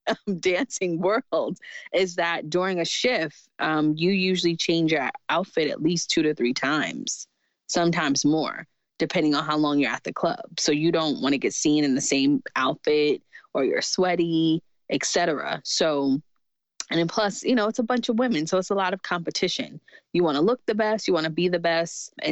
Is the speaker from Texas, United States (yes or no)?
no; New York City, New York, United States; I grew up in Jamaica, Queens, New York